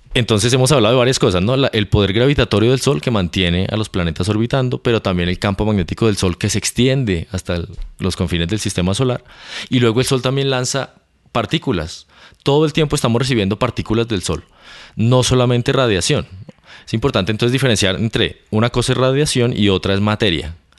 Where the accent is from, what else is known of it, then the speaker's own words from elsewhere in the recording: Bogotá, Colombia; moved away as an adult; also born or lived in Canary Islands / England / United States; Yo soy colombiano, nací en Bogotá.